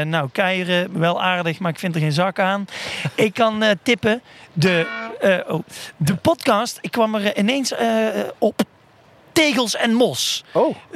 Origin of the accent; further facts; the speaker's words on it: Limburg, Netherlands; Klopt. Ik kom niet uit Horst aan de Maas. Maar ik ben hier wel eens geweest.